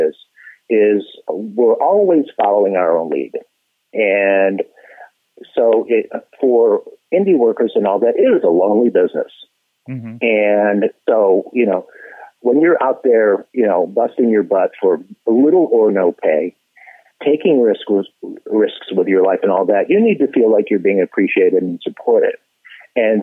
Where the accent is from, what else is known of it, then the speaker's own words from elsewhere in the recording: Michigan, United States; moved away; also born or lived in Los Angeles, California; I'm originally from Michigan